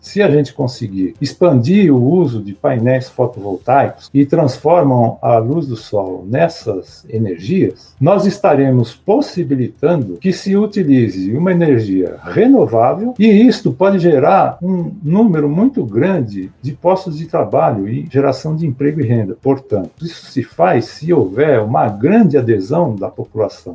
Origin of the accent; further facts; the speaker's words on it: Santo André, São Paulo, Brazil; Eu sou nascido em Santo André